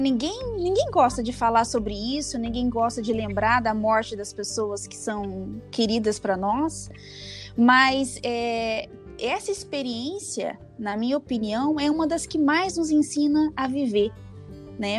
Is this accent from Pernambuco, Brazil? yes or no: no; interior of Paraná, Brazil; moved away as an adult; now in Curitiba, Brazil; Vim do interior do Paraná, nasci no interior do Paraná, né? É, fiz uma, uma, uma, trajetória aí é, de formação primeiro no interior do Paraná e vim para Curitiba